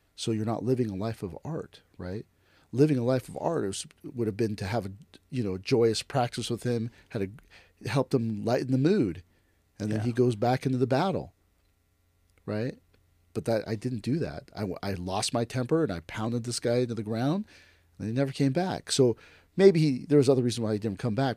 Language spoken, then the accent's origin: English; United States; I am Japanese American